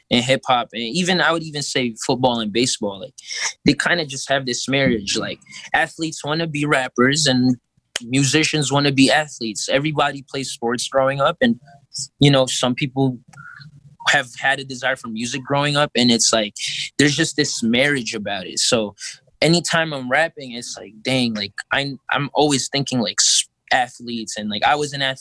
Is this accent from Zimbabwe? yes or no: no; Philippines; I'm five five, bro. I'm Filipino.